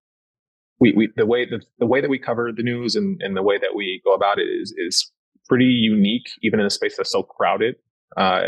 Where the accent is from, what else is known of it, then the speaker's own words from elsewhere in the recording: Detroit, Michigan, United States; growing up in Detroit